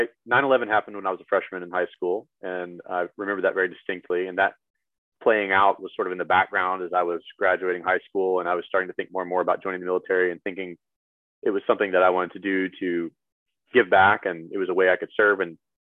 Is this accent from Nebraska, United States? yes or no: no; Louisiana, United States; I tell them I'm from Louisiana. And I don't have a good answer for that other than I just never picked it up.